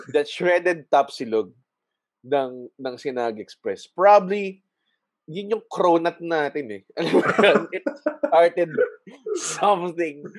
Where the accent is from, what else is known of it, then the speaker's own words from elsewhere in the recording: Muntinlupa, Metro Manila, Philippines; I'm from Muntinlupa